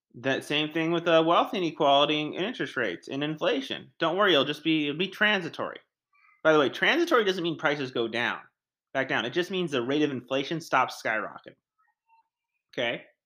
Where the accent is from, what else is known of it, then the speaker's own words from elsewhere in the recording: United States; I'm an American